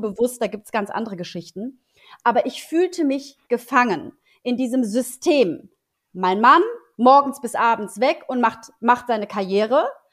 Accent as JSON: {"language": "German", "country": "Poland", "tie": "born or raised there", "moved": "yes", "lives_now": "Germany", "said": "ich bin ja gebürtige Polin"}